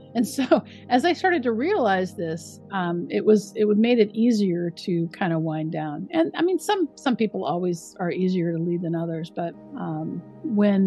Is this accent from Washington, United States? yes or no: yes; Richland, Washington, United States; moved away as an adult; also born or lived in California / Chicago; now in New York, United States; I grew up in Washington State, southeastern Washington State, in a small town called Richland